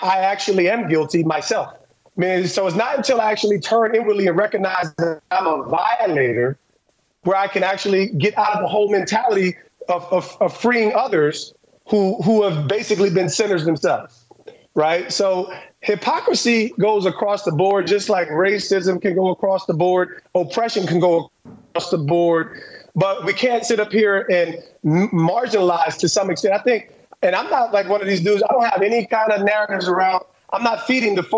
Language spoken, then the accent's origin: English; New Jersey, United States; I'm from New Jersey, divorced home.